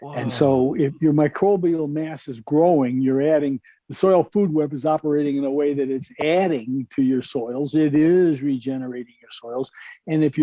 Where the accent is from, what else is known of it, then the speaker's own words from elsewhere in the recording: New York, United States; I grew up in New York